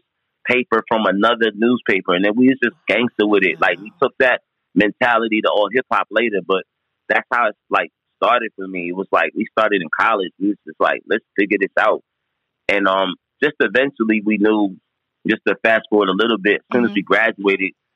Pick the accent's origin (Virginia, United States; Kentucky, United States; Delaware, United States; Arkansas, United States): Delaware, United States; also born or lived in New York; I was born in New York, but I would move to Delaware when I was a year and a half. So okay. I was raised in Delaware